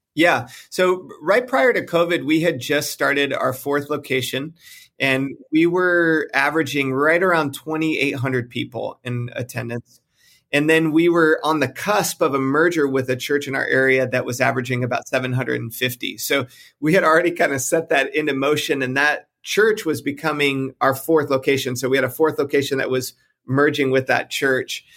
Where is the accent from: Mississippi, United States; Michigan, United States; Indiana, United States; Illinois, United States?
Michigan, United States; just outside of Detroit; moved away as an adult; also born or lived in South Carolina / Texas; now in California, United States; I grew up just outside of Detroit, Michigan, moved to South Carolina, met my wife while we were in college